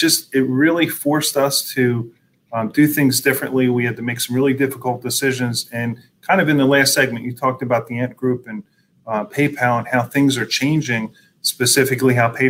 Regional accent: Philadelphia, Pennsylvania, United States; also born or lived in Pottstown; grew up in the Philadelphia region, been here my whole life, went to school in Pottstown, went to college at Temple University. So I'm kind of Philly born and made.

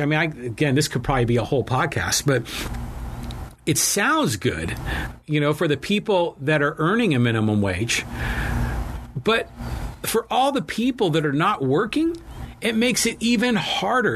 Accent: United States; I was born in America. My ancestors are from Ireland

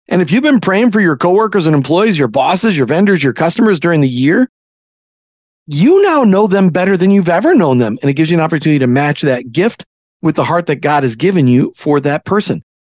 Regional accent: Minnesota, United States; growing up in Minnesota from the time I was eight on

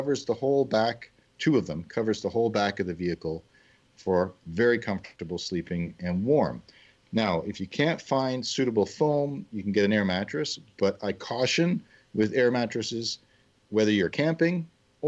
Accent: Canada; as a Canadian

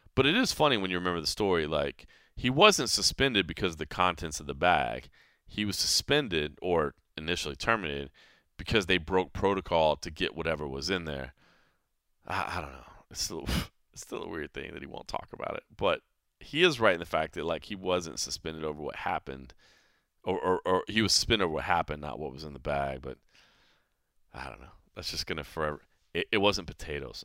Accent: Dallas, Texas, United States; growing up in Texas

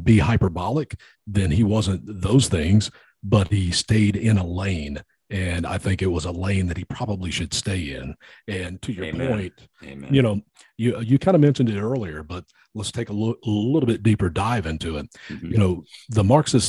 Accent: United States; I'm American.

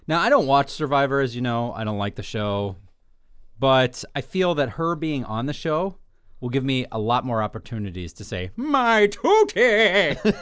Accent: New York, United States; growing up in New York

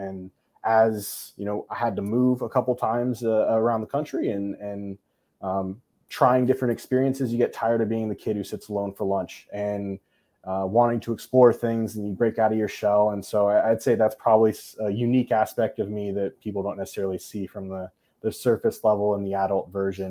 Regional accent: United States; I love being Korean. I love being English. And more, most importantly, I love being American, right? USA, baby. But also, too, that I'm a military brat.

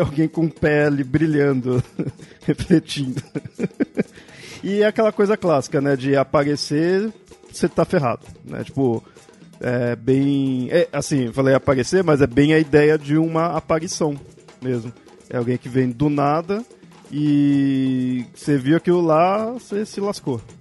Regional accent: São Paulo, Brazil; Eu sou aqui de São Paulo, da, da capital aqui do estado

